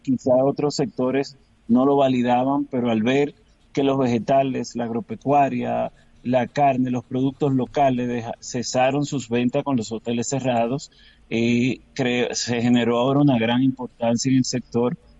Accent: Dominican Republic

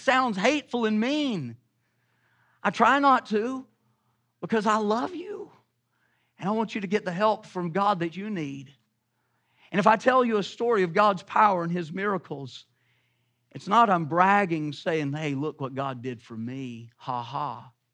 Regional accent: the South, United States; I'm from the South

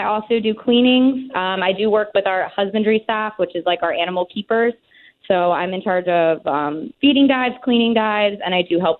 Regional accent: Maryland, United States; moved away as an adult; now in Myrtle Beach, United States; because I live here in Myrtle Beach. But I have a degree in marine science, and I'm originally from Maryland, but I wanted to stay down here in Myrtle Beach

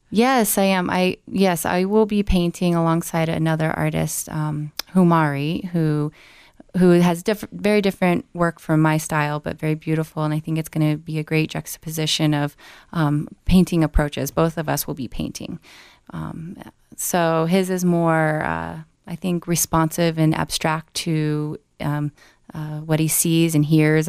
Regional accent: Glenwood Springs, Colorado, United States; now in Denver, United States; I'm originally from Glenwood Springs, Colorado

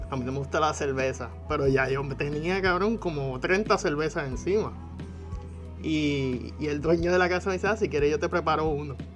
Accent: Puerto Rico; moved away as an adult; also born or lived in Germany

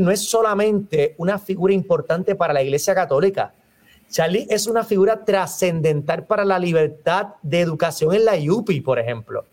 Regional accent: Puerto Rico; nosotros como puertorriqueños

